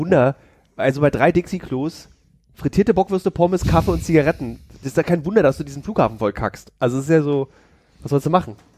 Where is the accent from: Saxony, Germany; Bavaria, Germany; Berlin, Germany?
Berlin, Germany; bin aber gebürtiger Berliner